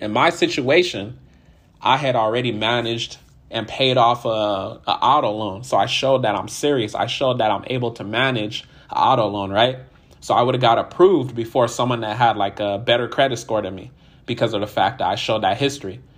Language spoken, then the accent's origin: English; California, United States; I'm from California originally